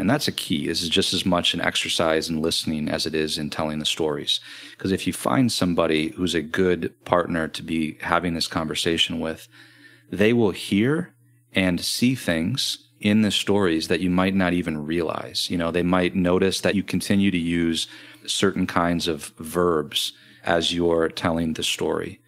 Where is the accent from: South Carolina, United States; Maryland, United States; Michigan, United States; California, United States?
Michigan, United States; Grand Rapids; I'm from Grand Rapids, Michigan